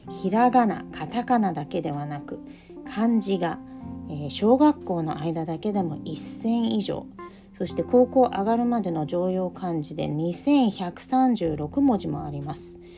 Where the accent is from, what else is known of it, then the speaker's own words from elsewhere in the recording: United States; moved away; 私自身は自分がアメリカで育った帰国子女で、えー、今はヨーロッパで仕事をしながら子供2人を育てています